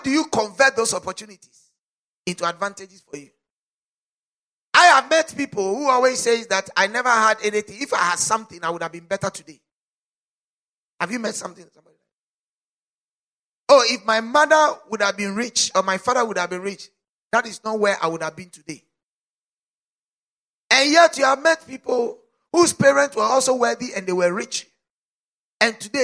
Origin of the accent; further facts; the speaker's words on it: South Africa; As a South African